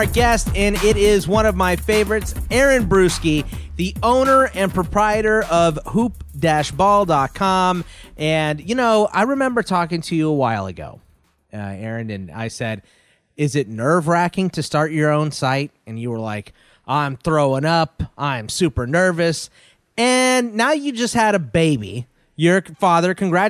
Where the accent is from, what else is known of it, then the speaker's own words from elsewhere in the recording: Houston, Texas, United States; moved away; I'm originally from Houston.